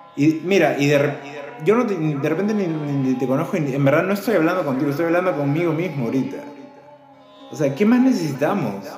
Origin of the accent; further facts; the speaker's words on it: Peru; todos somos peruanos